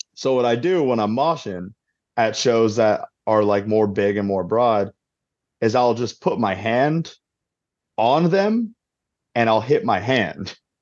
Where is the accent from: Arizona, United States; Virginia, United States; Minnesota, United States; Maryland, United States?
Arizona, United States; I'm from Arizona, so I'm not used to cold weather like that.